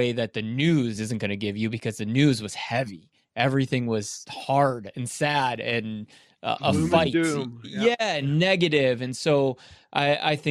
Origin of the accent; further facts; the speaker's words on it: Chicago, Illinois, United States; moved away as an adult; claiming it as my hometown